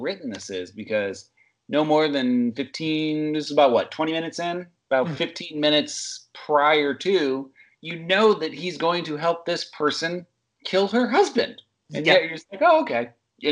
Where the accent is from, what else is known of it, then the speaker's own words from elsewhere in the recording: Charles City, Iowa, United States; as an original Iowan, born and raised, what up? What up, Charles City